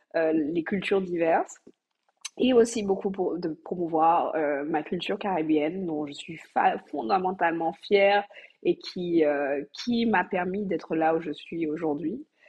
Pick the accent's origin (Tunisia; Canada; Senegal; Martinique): Martinique; je suis martiniquaise, euh, j'ai grandi euh, et euh, fait ma scolarité aux Antilles